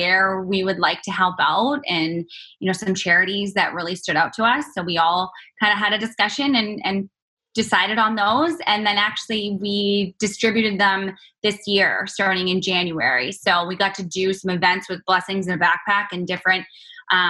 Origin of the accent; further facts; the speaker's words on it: Canada; moved away as an adult; now in United States; being Canadian and living in the U.S.